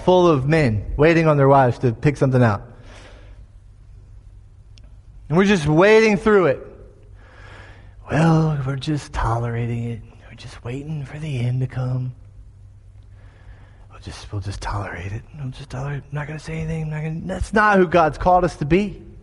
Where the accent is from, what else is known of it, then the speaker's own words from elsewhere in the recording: Florida, United States; My home state of Florida